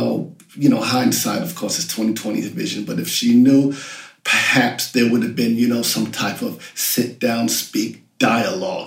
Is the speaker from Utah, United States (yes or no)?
no; New York, United States; born or raised there; also born or lived in London, United Kingdom